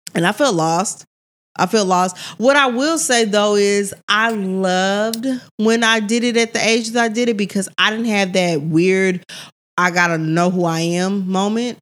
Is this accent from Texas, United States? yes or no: yes; Missouri City, Texas, United States; I'm from Missouri City.